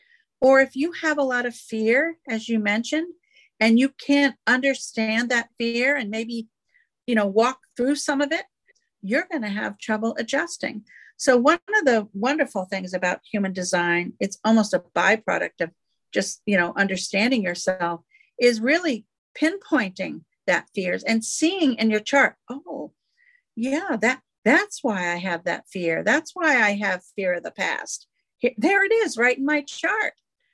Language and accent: English; New England, United States; now in South Carolina, United States; I came from New England. I now live in South Carolina.